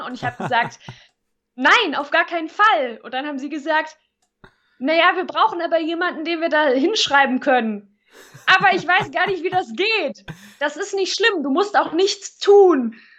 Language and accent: German; near Cologne, North Rhine-Westphalia, Germany; ich komme ja aus der Nähe von Köln